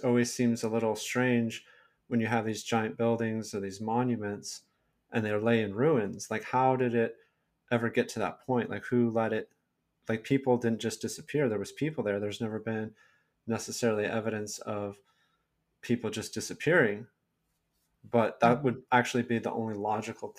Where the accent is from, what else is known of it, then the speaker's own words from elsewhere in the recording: Silicon Valley, California, United States; I'm from California. I was born and raised here in Silicon Valley